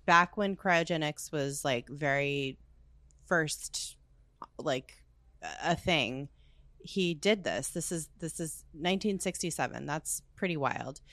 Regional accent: United States; we're Americans.

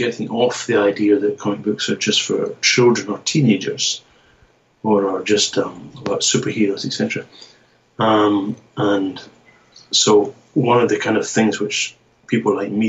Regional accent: Scotland, United Kingdom; now in Japan; But I'm from the Scottish part of it. And but I'm here in Japan now, so I kind of move between the UK and Japan.

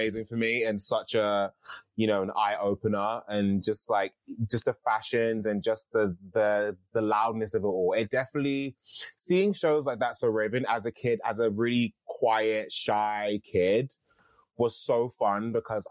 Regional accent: London, United Kingdom; I grew up in Catford. And, you know, Catford is like the outskirts of London.

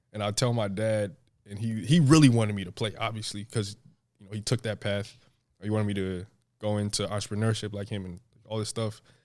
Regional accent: New Jersey, United States; I grew up in New Jersey

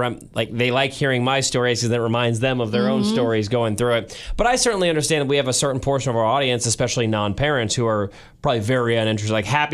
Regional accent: St. Louis, Missouri, United States; moved away as an adult; now in Kansas City, United States; Growing up in St. Louis

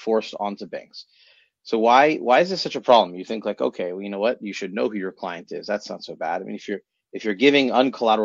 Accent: United States; now in Israel; I'm an American

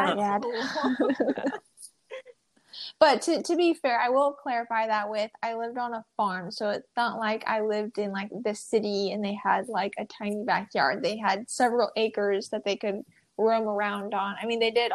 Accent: Omaha, Nebraska, United States; now in Texas, United States; I was born in Omaha, Nebraska

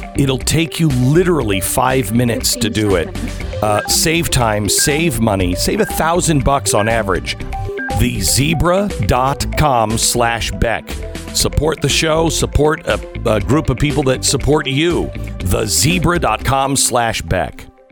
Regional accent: Pacific Northwest, United States; I grew up in the Pacific Northwest, so I'm used to that kind of weather

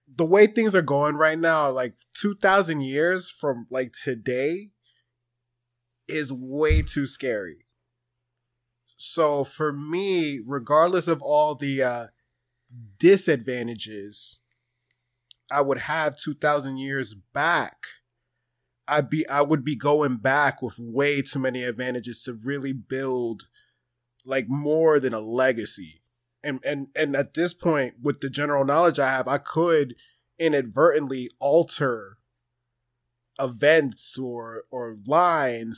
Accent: New Jersey, United States; I'm from New Jersey

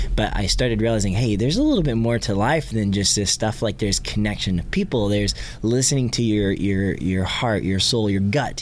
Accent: Catoosa, Oklahoma, United States; also born or lived in Tulsa; my hometown of Catoosa, where I grew up

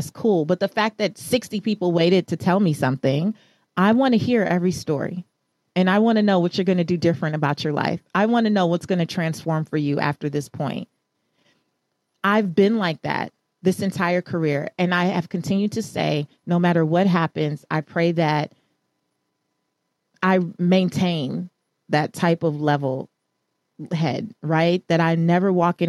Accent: Los Angeles, California, United States; I am a Belizean American girl from South Central Los Angeles. I grew up in Leimert Park

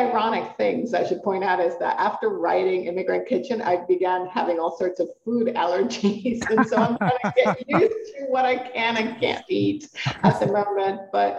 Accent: Puerto Rico; first language Spanish; English is a second language; now in Colorado, United States; because I'm Puerto Rican, I'm a migrant. And I moved from Puerto Rico to the United States, but Puerto Rico is a territory of the United States. But I grew up speaking Spanish. I grew up in a tropical climate.

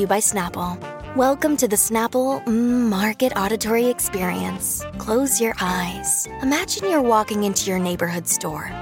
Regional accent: Miami, Florida, United States; we're also from Miami

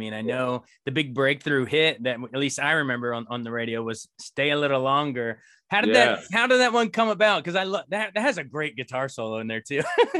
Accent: Frederick, Maryland, United States; I grew up in Frederick, Maryland, just a couple, like an hour or so west of you, probably. Yeah. Hour and a half. Still live here with my wife.

